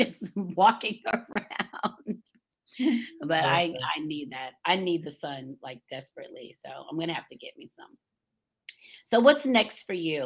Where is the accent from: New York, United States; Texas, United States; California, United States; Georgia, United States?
Georgia, United States; Atlanta; also born or lived in Florida; I grew up in Atlanta.